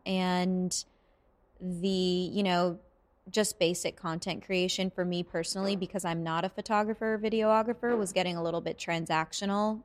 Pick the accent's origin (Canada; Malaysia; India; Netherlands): Canada; Vancouver, British Columbia; moved away; I'm from Vancouver